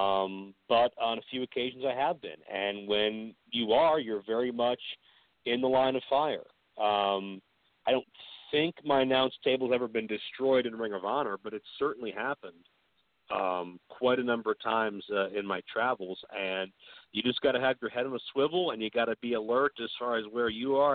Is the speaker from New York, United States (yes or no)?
no; Pittsburgh, Pennsylvania, United States; my hometown of Pittsburgh